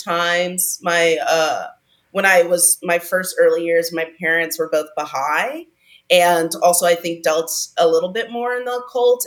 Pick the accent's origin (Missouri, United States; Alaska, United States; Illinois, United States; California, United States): California, United States; Pasadena; I grew up in Pasadena